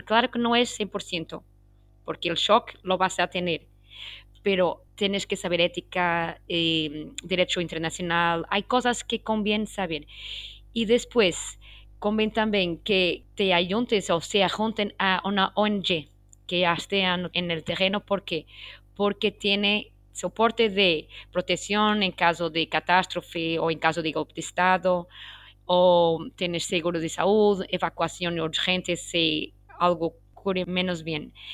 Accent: Portugal; first language Portuguese; Spanish is a second language; muchas obrigada en portugués, que es mi lengua nativa, y tengo mucho orgullo ser portuguesa

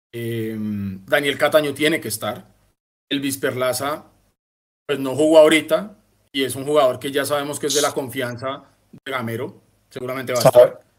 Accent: Bogotá, Colombia; moved away as an adult; yo que soy más rolo que la giaco, hermano, y venirme a vivir a tierra caliente ha sido una cosa jodida.

